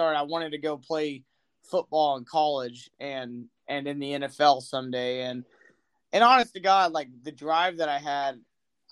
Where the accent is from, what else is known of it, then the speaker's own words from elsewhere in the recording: Austin, Texas, United States; I'm from Austin, Texas